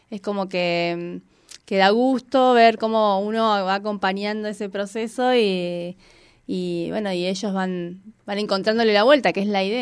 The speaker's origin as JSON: {"language": "Spanish", "region": "Patagonia", "country": "Argentina", "said": "estamos bueno, somos patagónicos."}